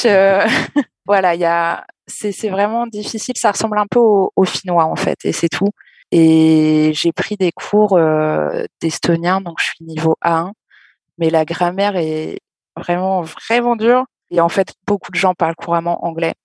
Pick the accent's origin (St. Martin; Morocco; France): France; Caen, Normandy; je viens de Caen, j'ai toujours vécu euh, dans des villes